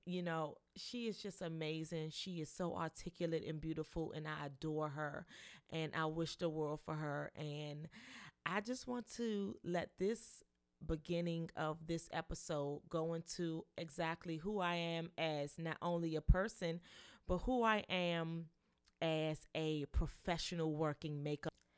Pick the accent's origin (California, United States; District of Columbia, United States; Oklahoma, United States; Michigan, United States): District of Columbia, United States; Washington; I am a native Washingtonian. I was born and raised in Washington, D C